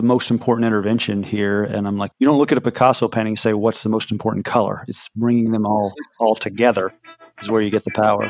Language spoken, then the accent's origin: English; Kentucky, United States; Yeah, I grew up in Kentucky.